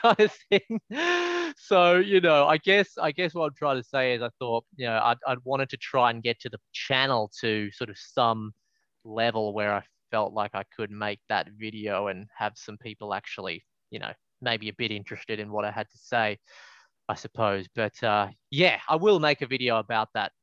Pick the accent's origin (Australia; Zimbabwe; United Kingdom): Australia; Melbourne, Victoria; moved away; I'm from Melbourne originally